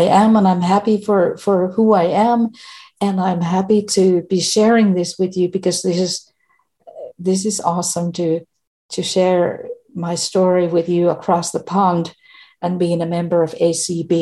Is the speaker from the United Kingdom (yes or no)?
no; Finland; English is a second language; I am from Finland.